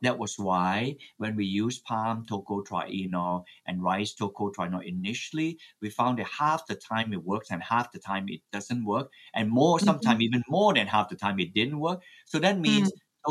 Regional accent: Malaysia; moved away; My native home is in Malaysia

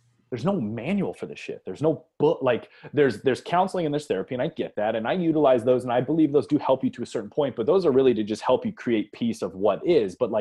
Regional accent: Akron, Ohio, United States; I grew up in Akron, Ohio

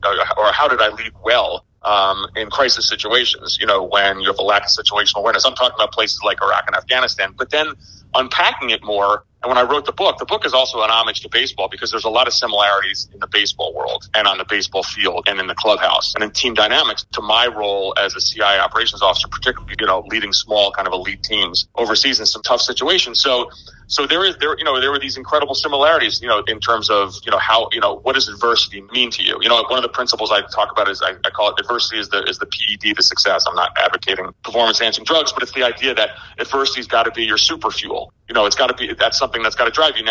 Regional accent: New Jersey, United States; also born or lived in Greece / Algeria; I grew up in New Jersey.

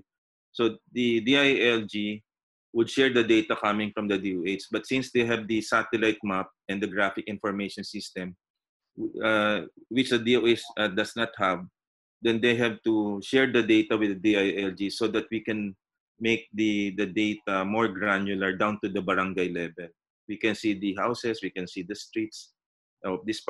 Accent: Philippines; our responsibility as Filipino citizens

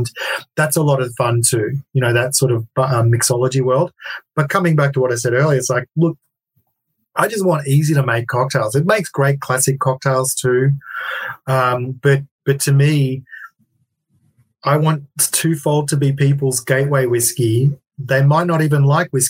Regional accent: Melbourne, Victoria, Australia; in Melbourne, my hometown

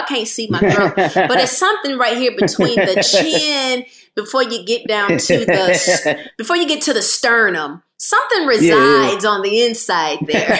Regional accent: Rockford, Illinois, United States; I'm from Rockford

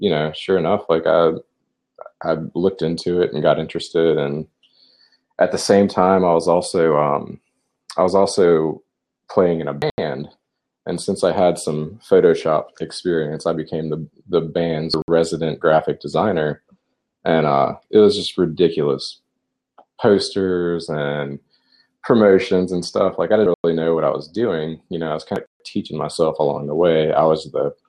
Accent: Lake Charles, Louisiana, United States; also born or lived in Baton Rouge, Louisiana; Grew up in Louisiana.

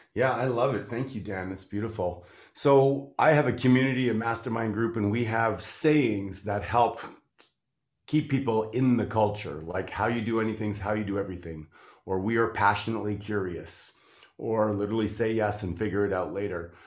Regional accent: Canada; I'm from Canada.

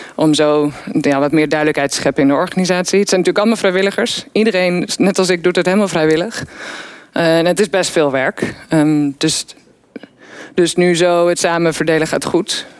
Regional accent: Weesp, North Holland, Netherlands; ik kom uit Weesp. En ik woon tussen de weilanden.

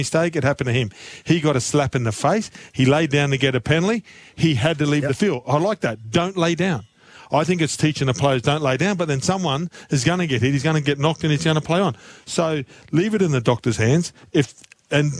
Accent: Townsville, Queensland, Australia; I'm from Townsville.

